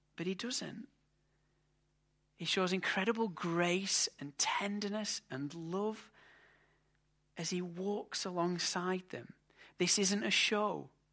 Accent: England, United Kingdom; As an Englishman

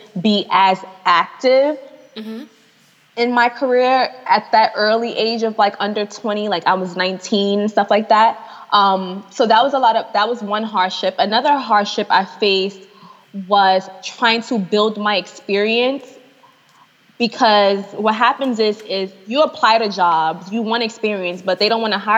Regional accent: New York City, New York, United States; moved away as an adult; also born or lived in Atlanta; I'm in Atlanta. I'm from New York

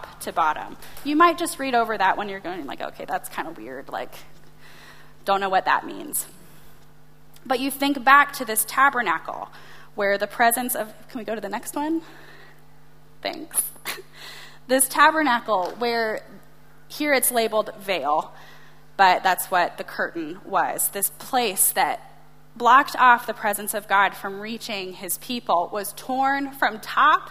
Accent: United States; as an American

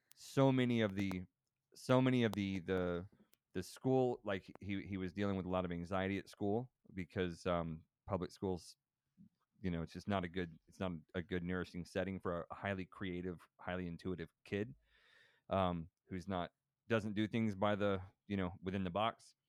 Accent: Texas, United States; growing up in Texas

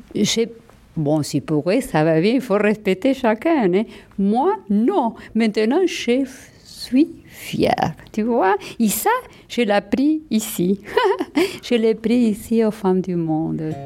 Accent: Argentina; accent: Argentine; first language Spanish; French is a second language; moved away as an adult; now in Montreal, Canada; mon accent argentin, c'est ma fierté

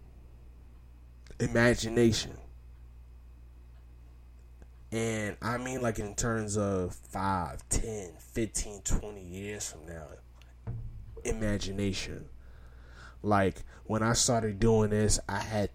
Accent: New York City, New York, United States; I'm from Brownsville

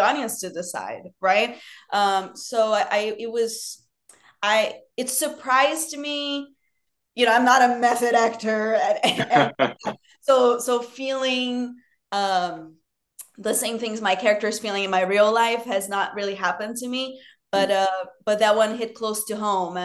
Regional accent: Rio de Janeiro, Brazil; born or raised there; English is a second language; moved away as an adult; now in United States

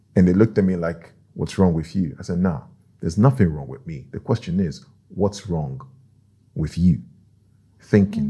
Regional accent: Nigeria; now in Norway; I'm from Nigeria

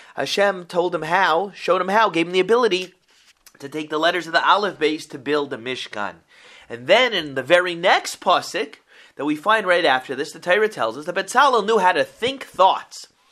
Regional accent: Boca Raton, Florida, United States; I grew up in Boca Raton, Florida

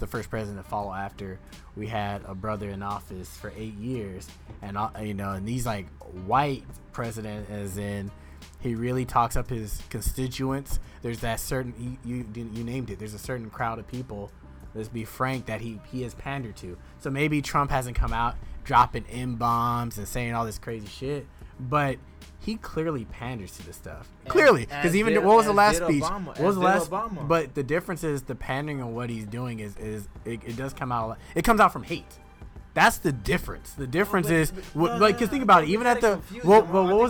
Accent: United States; I'm as American as you are

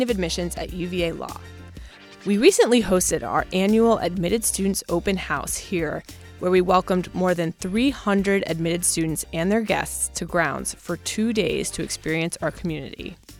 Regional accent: Northern Virginia, United States; I'm from Virginia, but Northern Virginia

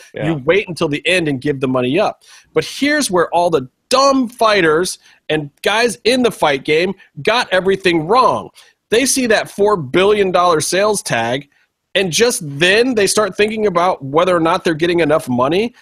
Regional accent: Cleveland, Ohio, United States; now in Los Angeles, United States; I'm originally from Cleveland. I've been in LA a long time.

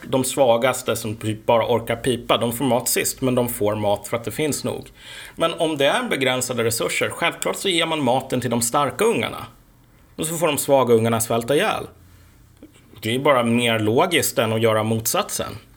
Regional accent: Sweden; also born or lived in Uppsala; vi svenskar

